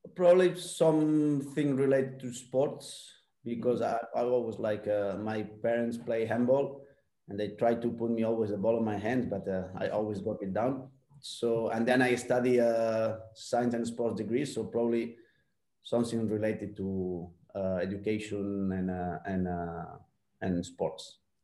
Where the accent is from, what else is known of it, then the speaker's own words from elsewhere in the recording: Barcelona, Catalonia, Spain; English is a second language; moved away as an adult; also born or lived in New Zealand; the kind of football I grew up in La Masia, also in, uh, in the Spanish style, the Barcelona style.